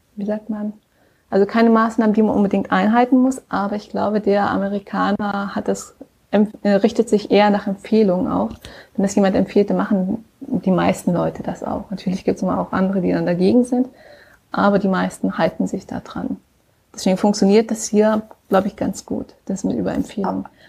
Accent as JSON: {"language": "German", "town": "Aachen", "region": "North Rhine-Westphalia", "country": "Germany", "moved": "yes", "lives_now": "San Francisco Bay Area, United States", "said": "ich komme ja aus Aachen"}